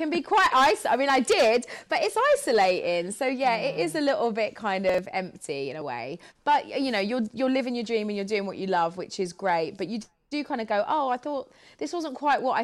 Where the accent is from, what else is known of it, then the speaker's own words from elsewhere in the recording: United Kingdom; also born or lived in Los Angeles; I'm such a British girl